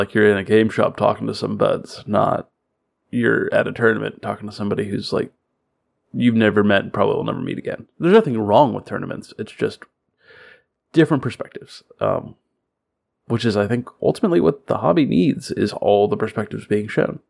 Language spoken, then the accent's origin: English; Florida, United States; now in Kentucky, United States; I'm from Florida, so like it's really just like Kentucky with gators.